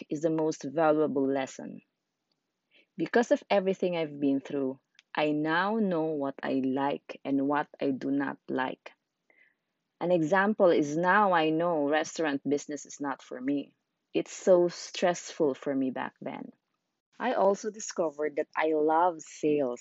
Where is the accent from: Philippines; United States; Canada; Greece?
Philippines; Zamboanga City, Zamboanga Peninsula; English is a second language; moved away as an adult; also born or lived in Sulu; now in Manila, Philippines; I was born in a low-income class family from Sulu, but I grew up in Zamboanga City. I came to Manila after college